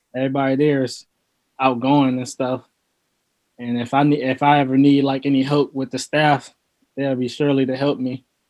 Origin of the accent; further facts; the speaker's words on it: Lorain, Ohio, United States; I'm from Lorain, Ohio. Um, grew up and raised from there, and I've basically been there my whole life